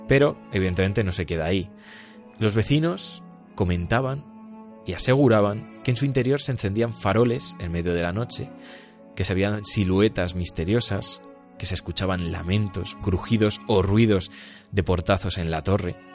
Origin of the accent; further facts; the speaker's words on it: Peñaranda de Bracamonte, Castile and León, Spain; incluso en mi pueblo eh, se ha llevado mucho esto de casas encantadas. Allí en Peñalanda hay casas encantadas para, tomar, eh, dar y regalar. Y, y, también como que he crecido yo en, bueno, al fin y al cabo, en, una, en un ambiente